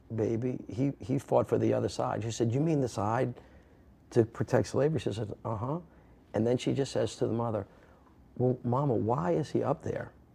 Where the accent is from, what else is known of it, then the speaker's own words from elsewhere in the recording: New Orleans, Louisiana, United States; I'm from New Orleans